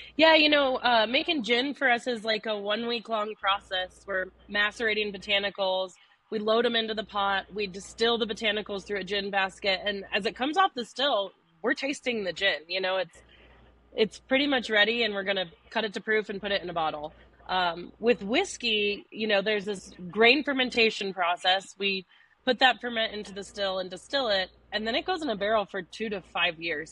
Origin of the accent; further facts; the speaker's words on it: Denver, Colorado, United States; I grew up in Denver